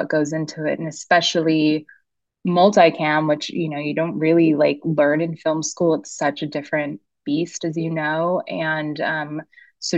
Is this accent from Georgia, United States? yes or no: no; San Dimas, California, United States; also born or lived in East Los Angeles; And I grew up in San Dimas